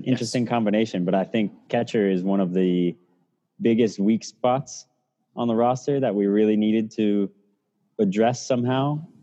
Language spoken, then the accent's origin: English; St. Augustine, Florida, United States; I grew up in St. Augustine, so I'm a Florida native